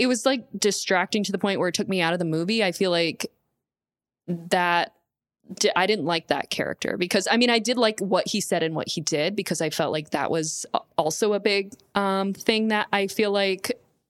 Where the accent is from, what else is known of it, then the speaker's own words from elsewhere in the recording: Florida, United States; I'm from Florida.